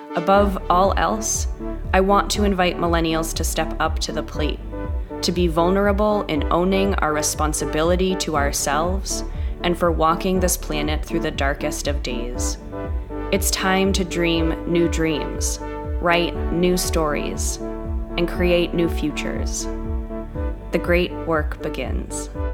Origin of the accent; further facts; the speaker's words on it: New York, United States; moved away as an adult; now in Topanga, United States; I'm from New York originally, so I've lived in Southern California for about five years